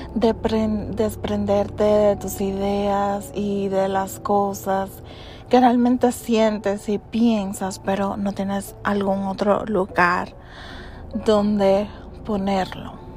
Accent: United States; soy de origen dominicano. Nací en, Estados Unidos. Vivo actualmente en los Estados Unidos.

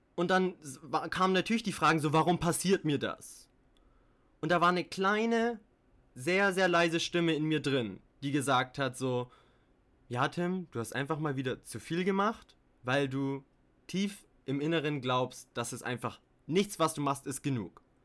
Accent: Bayreuth, Bavaria, Germany; moved away as an adult; Ich komme aber auch aus Deutschland, habe die ersten 18 Jahre meines Lebens dort gelebt in Bayreuth, einer kleinen Stadt in Bayern

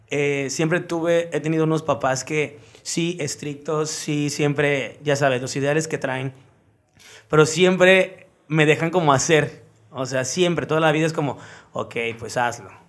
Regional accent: Acapulco, Guerrero, Mexico; Acapulqueño. ¿Toda tu vida aquí en Acapulco? Sí, sí, sí, sí toda mi vida aquí.

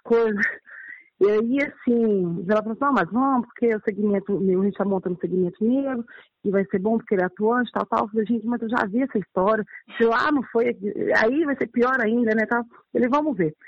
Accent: Belo Horizonte, Minas Gerais, Brazil; also born or lived in Brasília; Eu sou nascida aqui em BH mesmo, tá? Sim. É, sou aqui, sou moradora do aglomerado da Serra

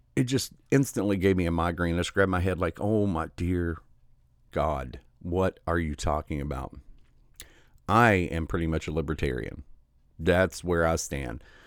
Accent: Michigan, United States; my home state of Michigan

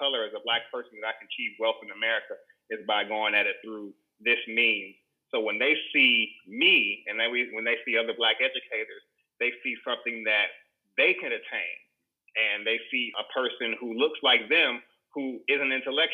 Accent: Chicago, Illinois, United States; I was born on the West Side. I went to Ryerson Elementary, which is no longer Ryerson, to fourth grade. And then I moved to the South Side and attended Scott Joplin

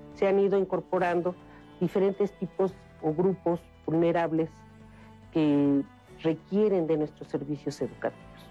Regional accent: Mexico; como mexicanos

